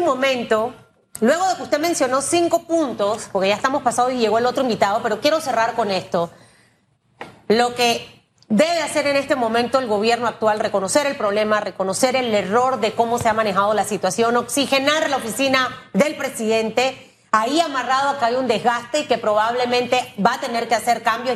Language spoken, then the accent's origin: Spanish; Panama; soy panameña. Y, lo que quiero ver es a mi Panamá bien